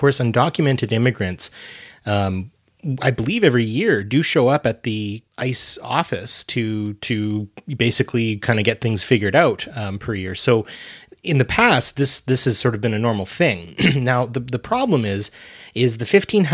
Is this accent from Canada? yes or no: yes; Canada; I'm not an American